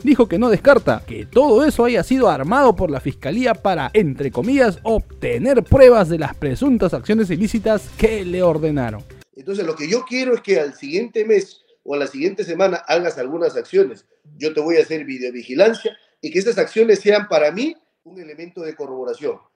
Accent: Peru; somos estafadores los peruanos

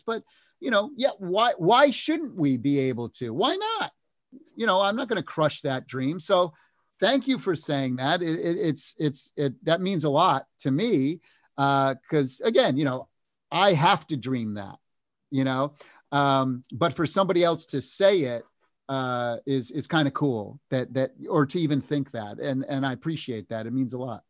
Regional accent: United States; We're from the United States. We're from, we're Americans

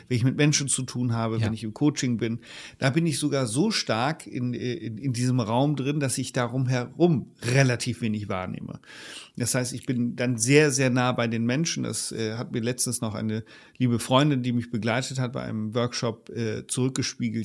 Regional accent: Leer, Lower Saxony, Germany; moved away; aus dem ostfriesischen Leer meiner alten Heimatstadt

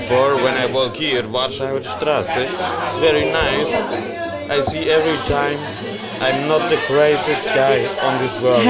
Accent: Switzerland; English is a second language; now in Berlin, Germany; I come from Switzerland, and this is some more, the people are more conservative. The biggest city is Zurich with 400,000 people, and it's completely different.

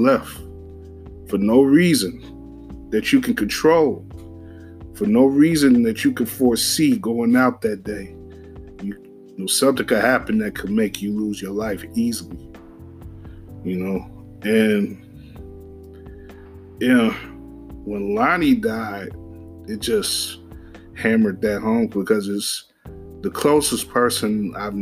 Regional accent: Summit, Illinois, United States; I come from Margo, Illinois, Summit, just outside the city

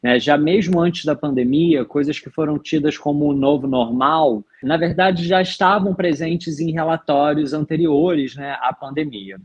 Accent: Rio de Janeiro, Brazil; eu sou carioca

